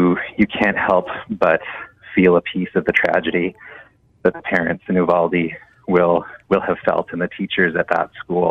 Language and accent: English; Canada; a Canadian teacher